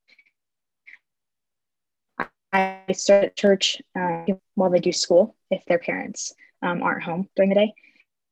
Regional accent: Las Vegas, Nevada, United States; moved away as an adult; also born or lived in Phoenix area; now in Phoenix, United States; I'm from Las Vegas.

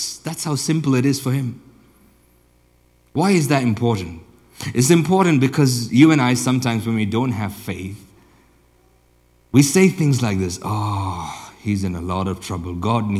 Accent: India; also born or lived in Africa; now in Europe; I grew up and spent most of my childhood either in India or in Africa

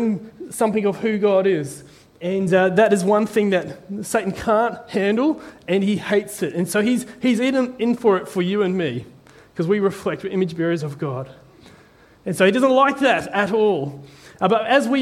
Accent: New Zealand; I'm from a little island called New Zealand

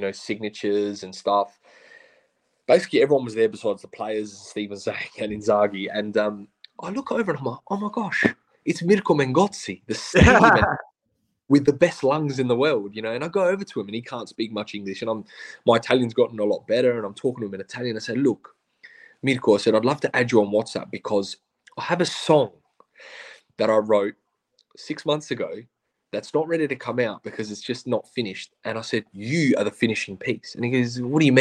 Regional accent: Australia; we're Australian

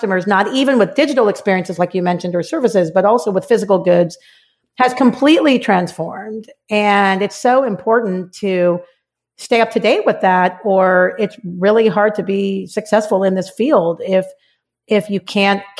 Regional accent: Los Angeles, California, United States; I'm actually a Valley girl, grew up in the San Fernando Valley in LA.

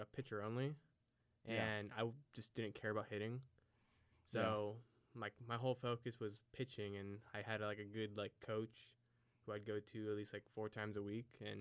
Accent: Salida, California, United States; also born or lived in Salem, Oregon; I'm from Salida, California, which is in the Central Valley down there.

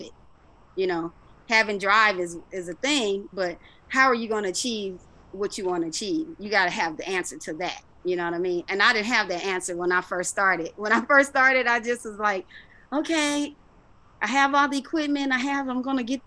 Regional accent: Los Angeles, California, United States; I grew up obviously in South Central, when it was called South Central LA.

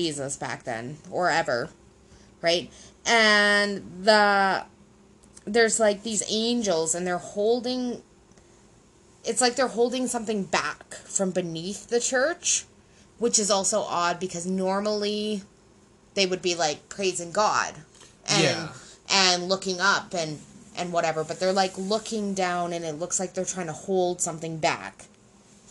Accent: Canada; English Canadian

